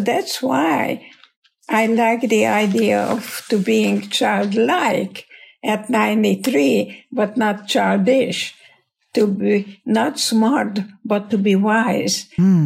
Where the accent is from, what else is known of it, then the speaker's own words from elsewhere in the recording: Hungary; English is a second language; moved away as an adult; now in United States; And I'm Hungarian, and my English is your English